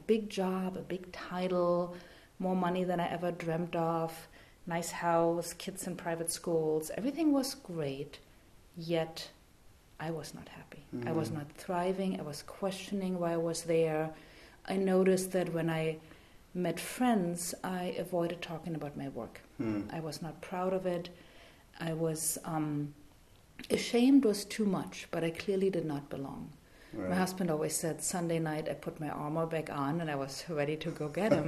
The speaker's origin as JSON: {"language": "English", "region": "East Germany", "country": "Germany", "tie": "born or raised there", "also_born_or_lived": "France / San Francisco, United States / Newark, New Jersey, United States", "second_language": "English", "moved": "as an adult", "lives_now": "United States", "said": "I grew up in East Germany, born and raised communist"}